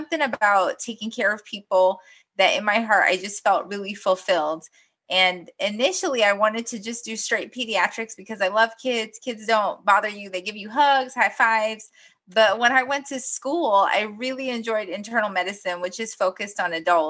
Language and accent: English; Guyana; also born or lived in New York, United States; now in United States; I was born in Guyana, South America. And originally my parents moved to the United States essentially just to give my sister and myself a better education